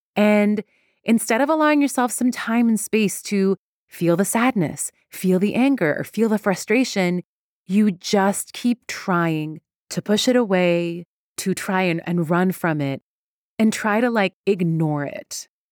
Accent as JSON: {"language": "English", "country": "Iran", "tie": "born or raised there", "moved": "yes", "said": "I am Iranian. I'm very proud to be Iranian. I was born in Iran."}